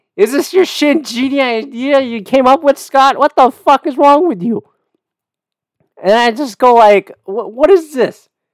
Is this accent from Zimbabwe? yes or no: no; Canada; I'm Canadian